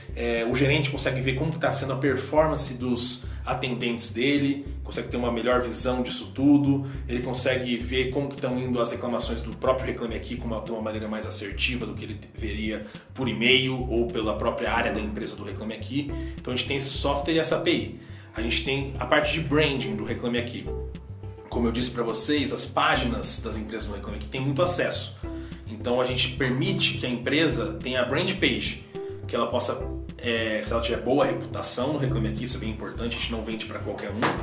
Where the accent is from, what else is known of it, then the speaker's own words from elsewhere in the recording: Campo Grande, Mato Grosso do Sul, Brazil; moved away as an adult; now in São Paulo, Brazil; eu sou de Campo Grande